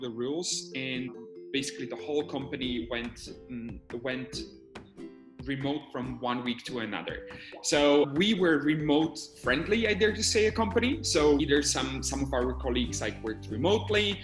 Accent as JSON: {"language": "English", "town": "Bratislava", "region": "Bratislava Region", "country": "Slovakia", "tie": "born or raised there", "said": "currently, I'm based in my hometown in Bratislava."}